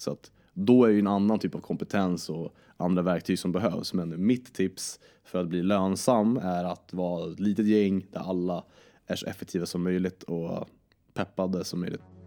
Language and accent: Swedish; Vingåker, Södermanland, Sweden; also born or lived in Djurö, Stockholm / Nacka; now in Uppsala, Sweden; jag föddes i, på Djurö i Stockholm, föddes på Nacka sjukhus, sen så flyttade vi till Vingåker i, eh, och bodde i en prästgård där för min farsa är kyrkoherde. Och eh, så bodde vi där, idyllisk barndom